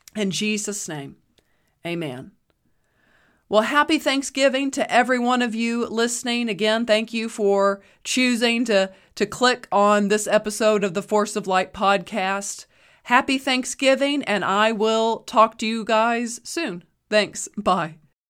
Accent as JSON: {"language": "English", "country": "United States", "said": "I am an American"}